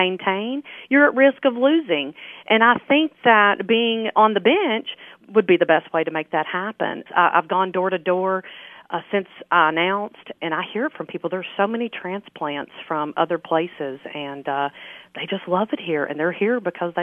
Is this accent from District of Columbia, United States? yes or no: no; Overton, Tennessee, United States; moved away; I'm originally from Overton, and when I moved back here in 2008